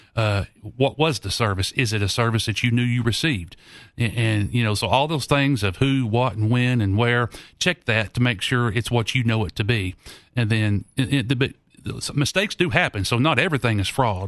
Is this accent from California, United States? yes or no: no; Knoxville, Tennessee, United States; I grew up here in Knoxville